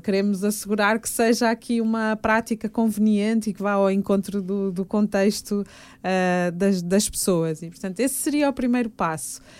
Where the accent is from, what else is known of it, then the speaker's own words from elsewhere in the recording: Fafe, Norte, Portugal; moved away; also born or lived in Fervença / Braga / Porto; eu tenho essas raízes minhotas, Uh, tive o privilégio de ser educada uh, muito pelos, pelos meus avós e, portanto, estar em contexto de aldeia